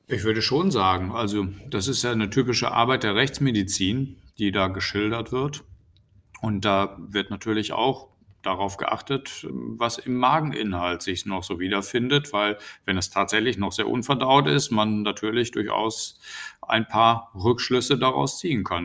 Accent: North Rhine-Westphalia, Germany; in Nordrhein-Westfalen, wo ich ja herkomme

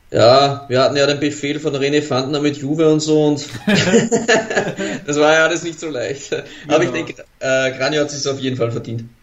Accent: Austria; als Österreicher

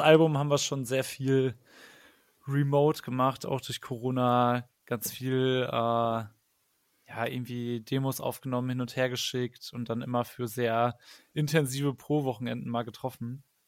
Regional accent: Paderborn, North Rhine-Westphalia, Germany; moved away as an adult; now in Cologne, Germany; Ich komme nämlich eigentlich aus Paderborn gebürtig, aber wohne schon seit zehn Jahren in Köln.

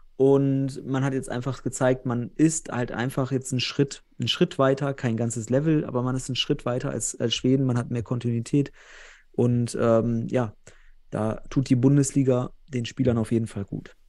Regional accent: North Rhine-Westphalia, Germany; Ich komme ja selbst aus Westfalen

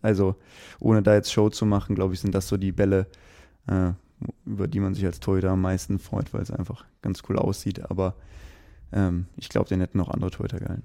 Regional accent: Aachen, North Rhine-Westphalia, Germany; also born or lived in Erfurt; now in Potsdam, Germany; Ich komme selbst ja gebürtig aus Aachen

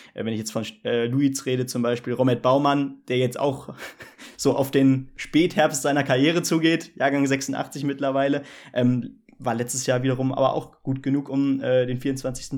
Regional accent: Hesse, Germany; als Hesse

